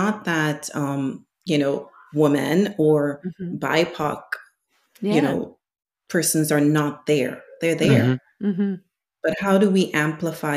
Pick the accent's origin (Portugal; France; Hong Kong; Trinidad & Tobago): Trinidad & Tobago; now in United States; I am from Trinidad, my husband's from Lebanon